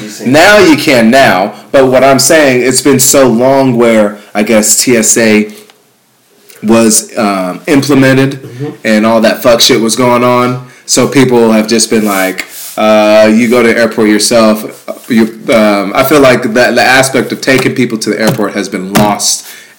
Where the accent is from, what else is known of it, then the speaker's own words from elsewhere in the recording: Ghana; moved away; I'm from Ghana.